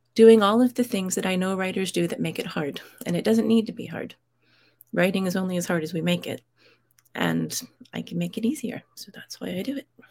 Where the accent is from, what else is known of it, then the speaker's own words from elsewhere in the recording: United States; moved away as an adult; now in United Kingdom; I grew up in the States. I live in the U K